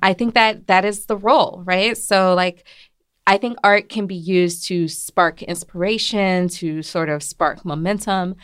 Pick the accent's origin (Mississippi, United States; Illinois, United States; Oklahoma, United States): Mississippi, United States; moved away; I'm, I'm originally from Mississippi, nearby Louisiana